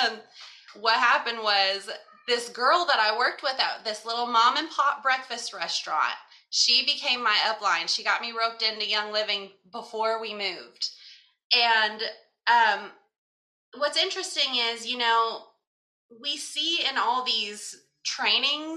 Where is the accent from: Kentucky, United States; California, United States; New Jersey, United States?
Kentucky, United States; moved away as an adult; also born or lived in Florida; We're from Kentucky. We were moving to Florida